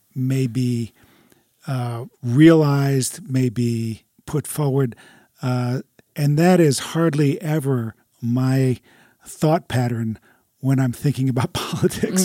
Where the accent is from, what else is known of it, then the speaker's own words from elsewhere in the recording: United States; as American Christians